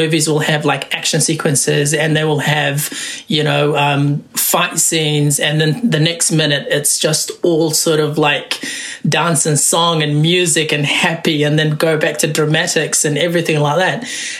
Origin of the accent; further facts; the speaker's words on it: Wellington, New Zealand; also born or lived in Somalia / Kenya; I'm a filmmaker, originally from Somalia. I grew up in Wellington. Came to New Zealand when I was about 12, so born in Somalia.